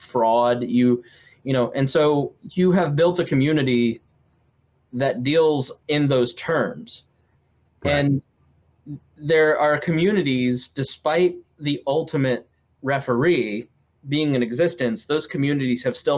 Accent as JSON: {"language": "English", "town": "Indianapolis", "region": "Indiana", "country": "United States", "said": "I'm from Indianapolis"}